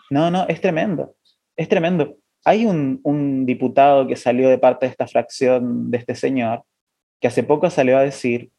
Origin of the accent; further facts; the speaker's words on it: Chile; now in Argentina; yo soy chileno, pero, pero vivo acá en Argentina